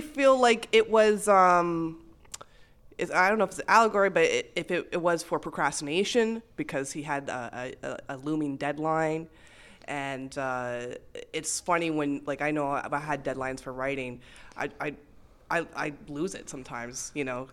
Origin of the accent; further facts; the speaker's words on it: Montreal, Quebec, Canada; now in Toronto, Canada; it was filmed in my hometown. It was in, uh, Montreal